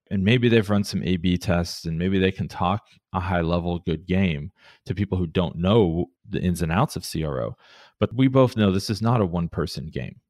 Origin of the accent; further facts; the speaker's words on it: Columbus, Ohio, United States; moved away as an adult; also born or lived in Cleveland, Ohio; now in Portland, United States; when I grew up in Columbus, so I'm, I'm an Ohio boy through and through